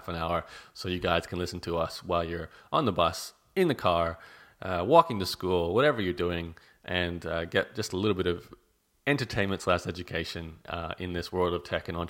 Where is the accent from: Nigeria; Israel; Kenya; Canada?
Canada; now in Australia; I'm Canadian, sorry.